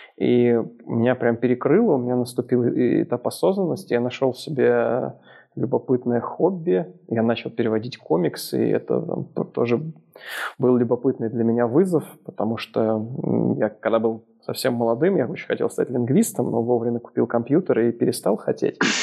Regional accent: Moscow, Russia; moved away as an adult; now in Minsk, Belarus; я на самом деле родился в Москве, прожил там всю жизнь, и дальше, чем за 10 километров за всю жизнь ни разу не переезжал

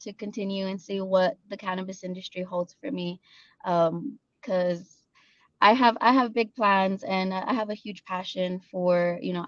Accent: Las Cruces, New Mexico, United States; I actually was raised in Las Cruces, so I'm a little Rio Grande girl.

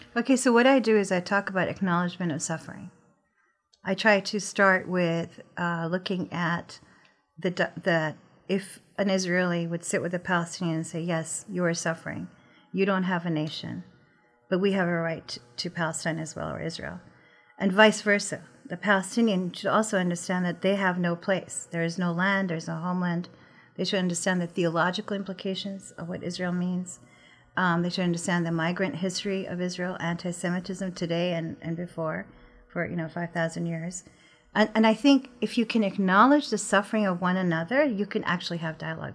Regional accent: Pakistan; I'm from Pakistan

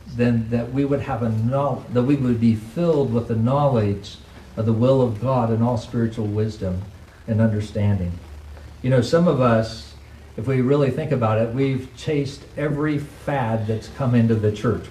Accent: United States; as an American Christian

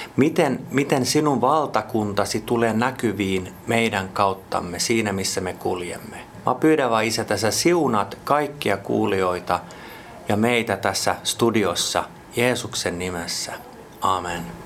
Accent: Jakobstad, Ostrobothnia, Finland; first language Swedish; Finnish is a second language; moved away as an adult; also born or lived in Vaasa / Espoo; now in Helsinki, Finland; syntynyt Pietarsaaressa – ja siitäkin voi ymmärtää, että olen täysin ruotsinkielinen

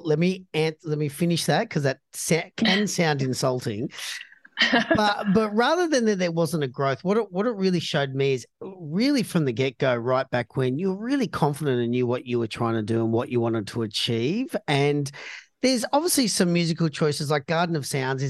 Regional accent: Australia; being Australian

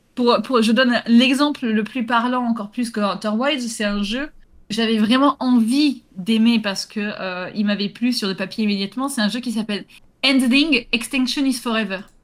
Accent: Gironde, Nouvelle-Aquitaine, France; chez moi, en Gironde

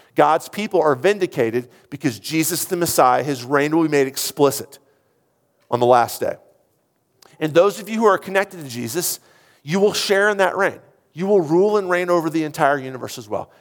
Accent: United States; as an American

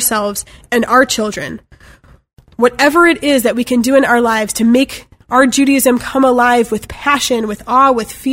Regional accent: Chicago, Illinois, United States; I'm from Chicago

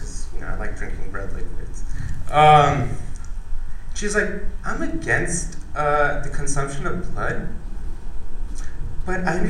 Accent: United States; as an Indian being raised in America

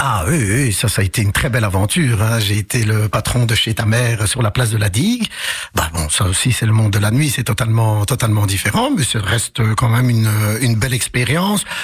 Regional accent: Charleroi, Wallonia, Belgium; also born or lived in Casablanca, Morocco; j'ai grandi à Couillet

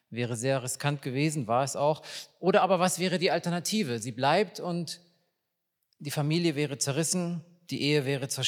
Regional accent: Riesa, Saxony, Germany; born there; Ich bin 1981 in Riesa in Sachsen geboren und diese Sätze sind 1987, 88 gefallen, zu einem Zeitpunkt, wo man nicht einfach so in den Westen ausreisen konnte aus der DDR.

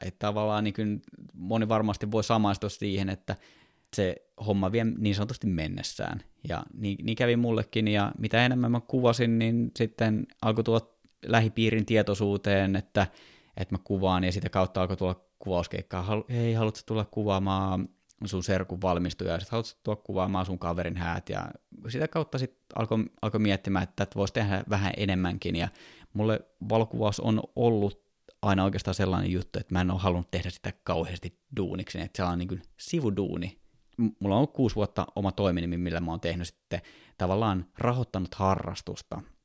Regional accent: Kouvola, Kymenlaakso, Finland; now in Helsinki, Finland; Mä oon siis Kouvolasta kotoisin, nykyisin Helsingissä asuva

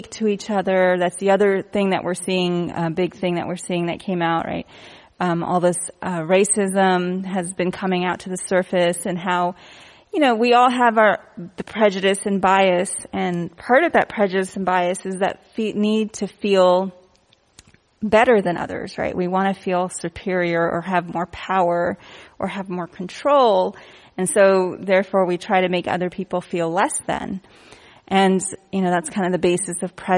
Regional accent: India; I'm Indian

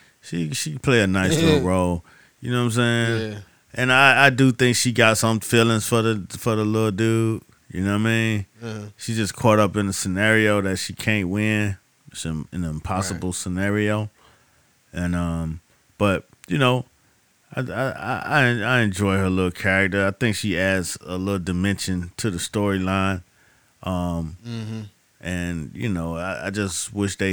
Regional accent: Miami, Florida, United States; I'm from Miami.

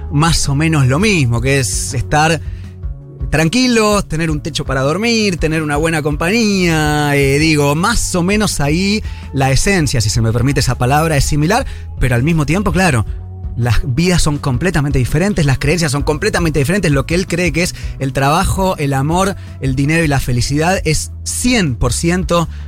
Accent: Buenos Aires, Argentina; Yo soy de Buenos Aires, pero... total.

